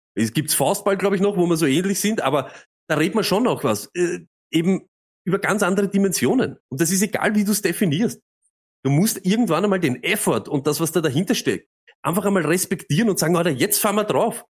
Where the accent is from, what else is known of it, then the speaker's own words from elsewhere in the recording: Austria; als Österreicher